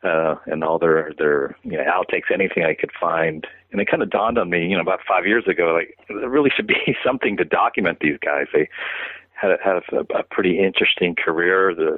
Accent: San Francisco, California, United States; they happened to be coming around playing in my hometown of San Francisco

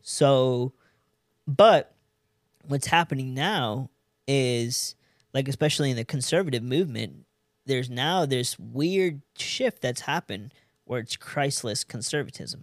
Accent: California, United States; moved away as an adult; also born or lived in San Diego / Los Angeles; now in Fort Worth, United States; I'm an Indian from California

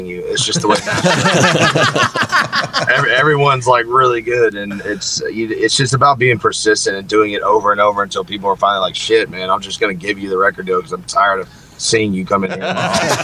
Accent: Nashville, Tennessee, United States; I grew up, born and raised in Nashville.

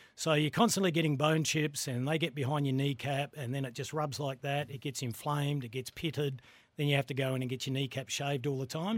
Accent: Greenacres, South Australia, Australia; I grew up in Green Acres, so I played for Green Acres initially

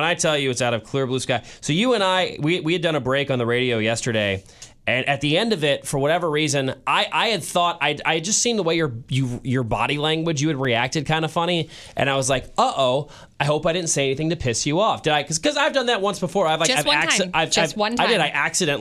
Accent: St. Louis, Missouri, United States; moved away as an adult; now in Kansas City, United States; I spent my first 19 years of life in St. Louis. I've lived in Kansas City as an adult for almost 7 years now

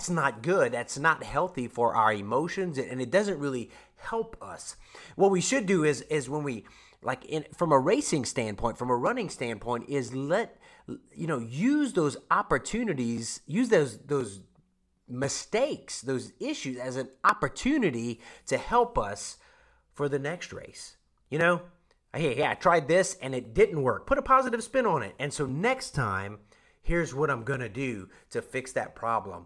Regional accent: Louisiana, United States; now in Oklahoma, United States; I'm from Louisiana

